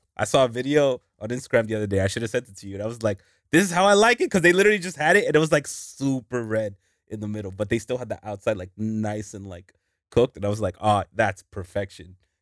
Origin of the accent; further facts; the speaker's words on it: New York, United States; moved away; I was born in New York